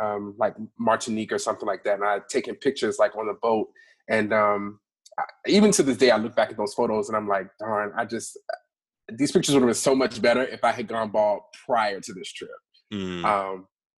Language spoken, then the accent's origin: English; Hampton Roads, Southern Virginia, United States; moved away as an adult; also born or lived in Washington, D.C. / Charlotte; now in Dallas, United States; I was born and raised in an area in Southern Virginia called Hampton Roads. I moved to D.C. after that for college, and I lived there for about 10 and a half years. And I currently live in Dallas, Texas.